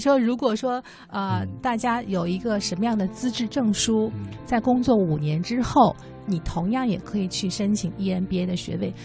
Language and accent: Chinese; southern China, China; now in Beijing, China; 我在南方长大的